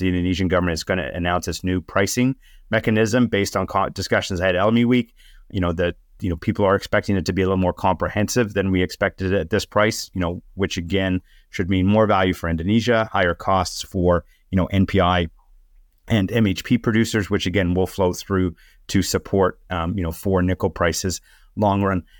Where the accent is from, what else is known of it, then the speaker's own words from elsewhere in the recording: Canada; as a Canadian